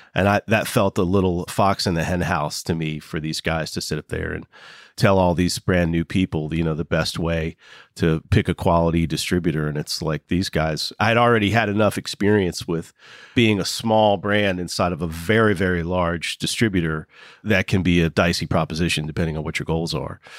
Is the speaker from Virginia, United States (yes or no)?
yes; Waynesboro, Virginia, United States; now in West Virginia, United States; my hometown. One guy grew up five houses down from me in Waynesboro, Virginia